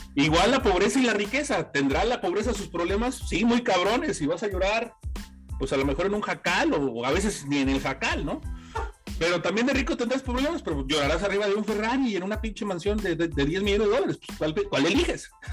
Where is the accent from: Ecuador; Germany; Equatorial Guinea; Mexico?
Mexico; Mexico City; yo soy originario de la Ciudad de México